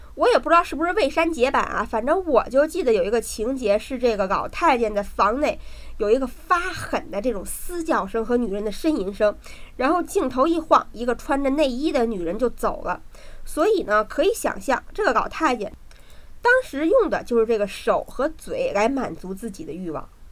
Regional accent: Beijing, China; 我好歹生在公主坟，长在八宝山，北京大坟圈子里长大的。

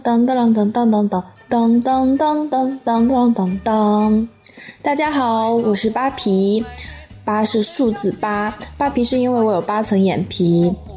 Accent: Xiangyang, Hubei, China; 我现在所在的地方呢，是湖北省襄阳市的一个小镇，也就是我的老家

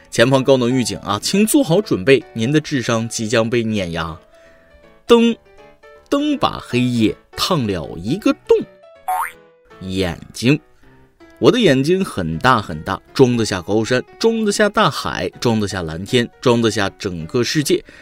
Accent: Northeast China, China; 所以我们东北人胖不怪我喽。我们天气冷要多吃点儿才能抗寒

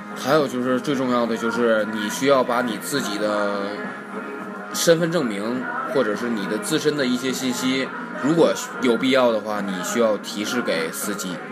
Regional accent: Northeast China, China; 我们东北那边

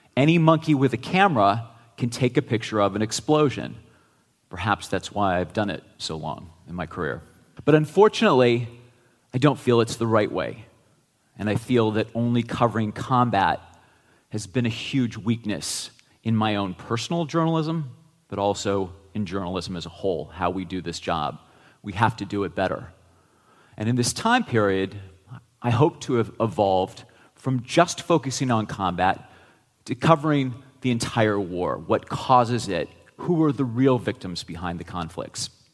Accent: Geneva, Ohio, United States; my hometown of 6,000 people in Geneva, Ohio

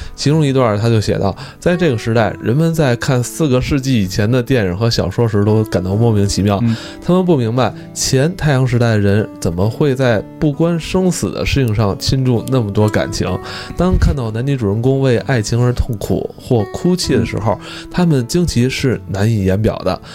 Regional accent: China; 对于我一个中国人来说

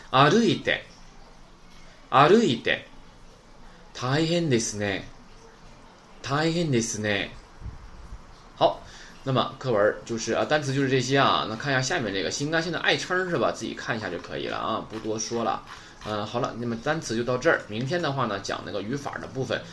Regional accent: Shenyang, Liaoning, China; 那我是沈阳的

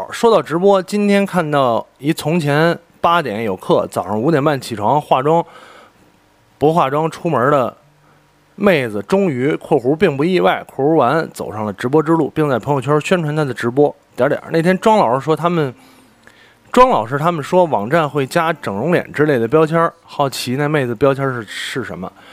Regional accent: Beijing, China; 因为我身为一个北京人，身边真的有太多北京朋友了

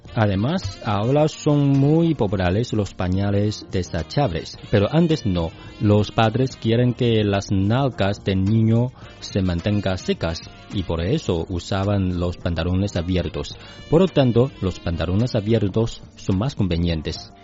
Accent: China; yo soy chino

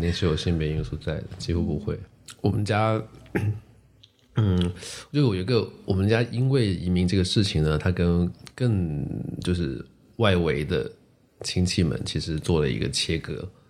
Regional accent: Guangzhou, Guangdong, China; first language Teochew; Chinese is a second language; also born or lived in Chaoshan; 我的这个移民的搬迁的过程吧， 就是是在我很小的时候就完成的，五六岁，然后我小学就是在广州的学校里读

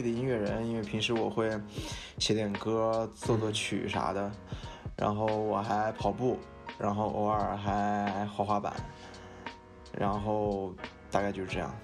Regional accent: Shihezi, Xinjiang, China; now in Shanghai, China; 我是对。来自新疆生产介质的兵团，有着戈壁明珠之称的石盒子师

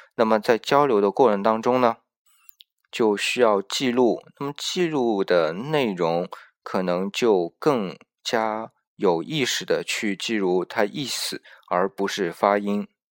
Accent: China

